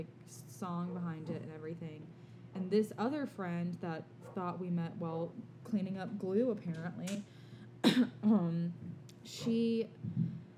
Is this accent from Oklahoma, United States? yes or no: no; Alabama, United States; we're from the South, from Alabama, actually.